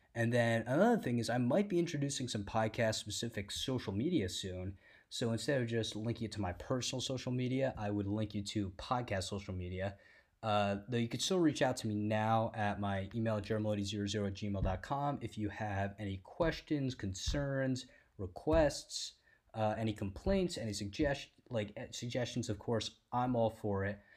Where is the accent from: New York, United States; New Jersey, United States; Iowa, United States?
New Jersey, United States; a lot of my people in my hometown of Jersey